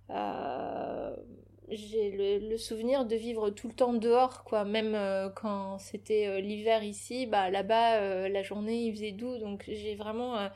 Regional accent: Clichy, Île-de-France, France; born there; je suis née à Clichy, là où habitaient mes parents, donc euh, dans, dans, une chambre d'hôtel.

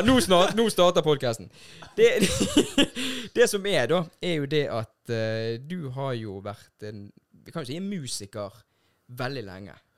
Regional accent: Bergen, Vestland, Norway; sånn vi bergensere. Vi sitter pris på når det regner

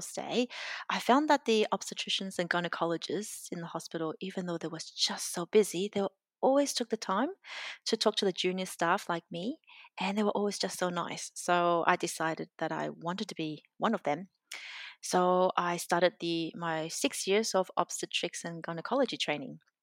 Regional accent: Brisbane, Queensland, Australia; moved away as an adult; now in Melbourne, Australia; I grew up in Brisbane

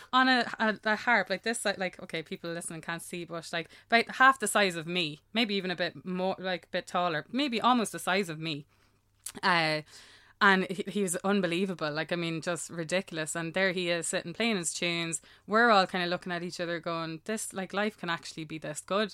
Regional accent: Ireland; I'm Irish

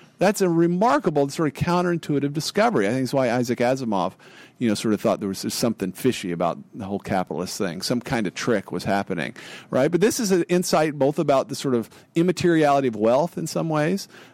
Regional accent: Amarillo, Texas, United States; I grew up in Amarillo, Texas, a town in the panhandle of Texas

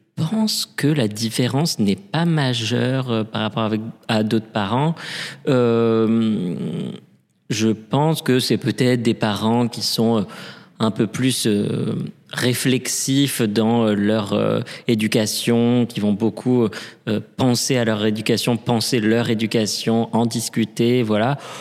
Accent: Paris, Île-de-France, France; also born or lived in Lille; J'ai grandi à Paris, euh, je suis né à Paris

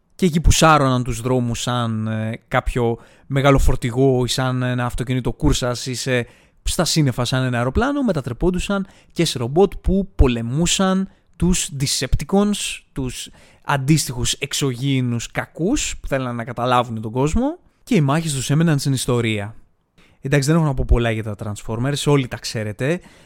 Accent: Greece; εμείς σαν Έλληνες

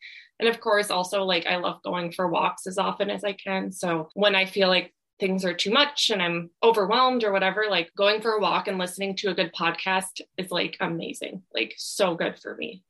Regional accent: Midwest, United States; like I'm from the Midwest, so I love like cheese curds.

